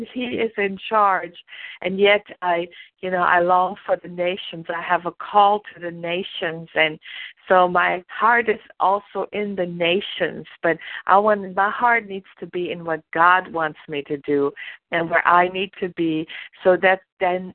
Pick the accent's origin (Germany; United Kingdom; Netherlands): Germany; moved away as an adult; now in United States; I was born and raised in Germany. And I didn't come to the United States until I was almost 30 years old.